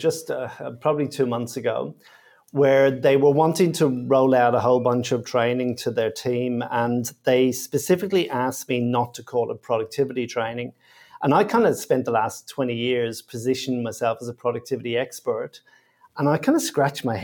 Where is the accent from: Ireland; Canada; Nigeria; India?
Ireland; Dublin, Leinster; now in Sydney, Australia; I grew up in Dublin in Ireland